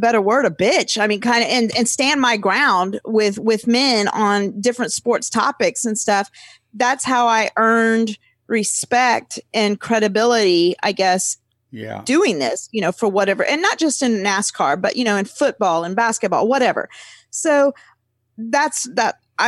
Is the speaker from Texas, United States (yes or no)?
yes; San Antonio, Texas, United States; being from Texas, Mike, we're not from North Carolina